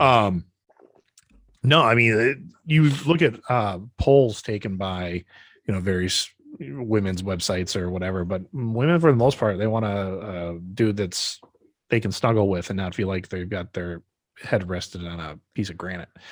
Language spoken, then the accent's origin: English; Brodhead, Wisconsin, United States; born or raised there; moved away